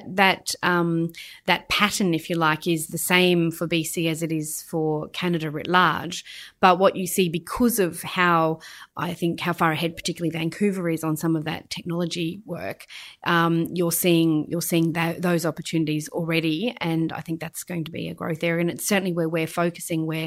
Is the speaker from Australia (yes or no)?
yes; Queensland, Australia; my home state, in fact, of Queensland